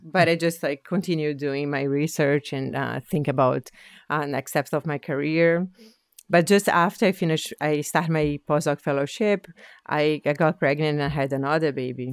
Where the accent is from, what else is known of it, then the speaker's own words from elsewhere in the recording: Brazil; English is a second language; moved away as an adult; now in Halifax, Canada; I'm originally from Brazil